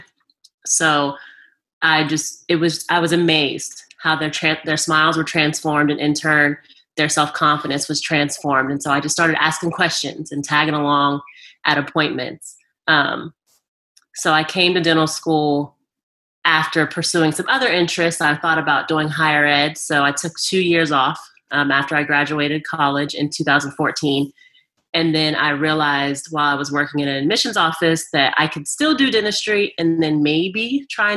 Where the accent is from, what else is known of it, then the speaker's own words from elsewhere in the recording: West Virginia, United States; I am a West Virginia native